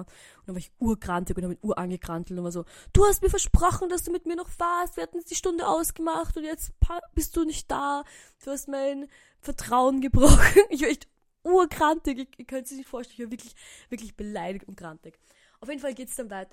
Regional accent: Burgenland, Austria; moved away as an adult; now in Vienna, Austria; ich bin jetzt im Burgenland heute und ich bin aus dem Burgenland

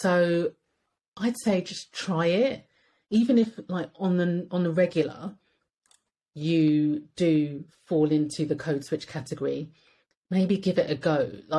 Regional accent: United Kingdom; British. So why should we have to change? Like, being British should be enough to get by in Britain.

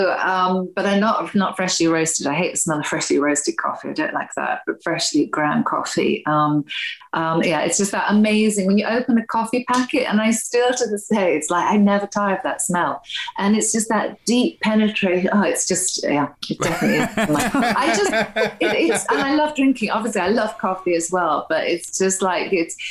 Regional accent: Wales, United Kingdom; moved away; I'm originally Welsh

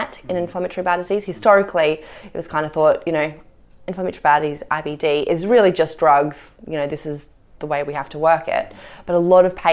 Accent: Australia; I'm Australian

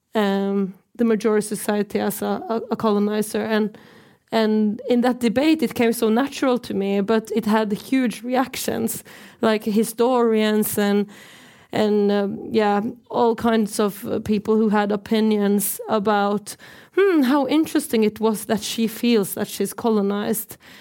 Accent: Norway; I'm from the Norwegian side of occupied Sápmi

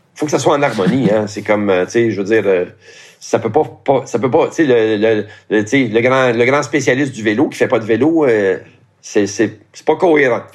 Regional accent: Montreal, Quebec, Canada; also born or lived in Laurentides; je suis né à Montréal, et j'ai vécu à Montréal aussi euh, pendant un certain temps

